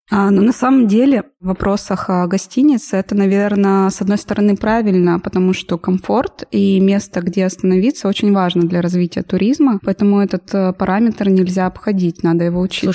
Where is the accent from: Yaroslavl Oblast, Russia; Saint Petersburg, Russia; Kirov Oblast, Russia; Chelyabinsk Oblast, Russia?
Chelyabinsk Oblast, Russia; Chelyabinsk; я из Челябинска, живу здесь 20 лет